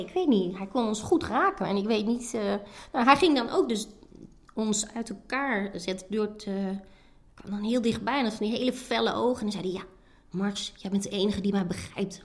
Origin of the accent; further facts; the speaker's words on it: Sappemeer, Groningen, Netherlands; Sappemeer, een dorp in Oost-Groningen. Maar mijn ouders waren import